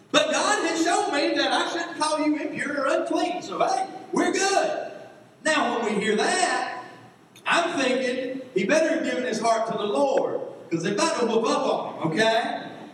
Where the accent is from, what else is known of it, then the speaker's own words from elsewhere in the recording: Georgia, United States; moved away; I grew up in Georgia